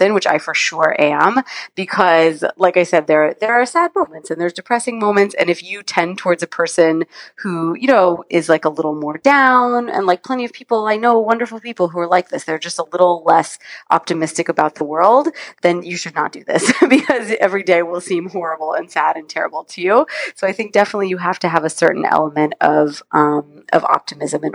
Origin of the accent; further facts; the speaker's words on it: California, United States; I was volunteering at Stanford Children's Hospital, which is where I grew up in California